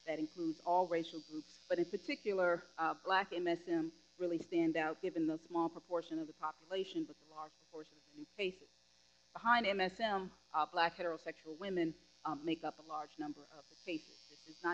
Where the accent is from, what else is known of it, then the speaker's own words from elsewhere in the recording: Chicago, Illinois, United States; my hometown